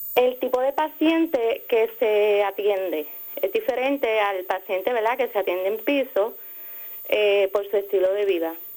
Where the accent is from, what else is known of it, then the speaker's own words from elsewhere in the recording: Ponce, Puerto Rico; soy del área de Ponce